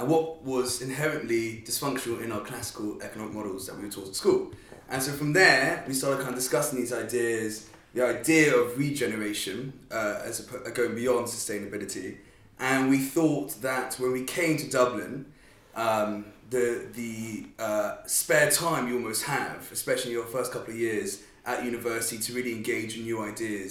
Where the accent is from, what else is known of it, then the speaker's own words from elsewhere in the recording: London, United Kingdom; moved away as an adult; now in Ireland; I grew up in London. I came over to Ireland for university about 3 years ago.